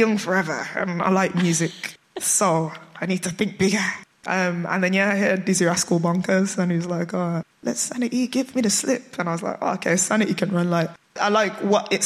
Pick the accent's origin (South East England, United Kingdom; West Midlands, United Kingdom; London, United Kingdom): West Midlands, United Kingdom; Birmingham; a Brummie